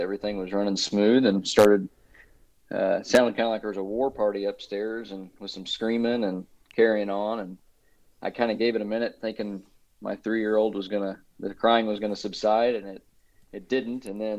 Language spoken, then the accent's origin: English; Missouri, United States; I'm from Shelby County, Missouri.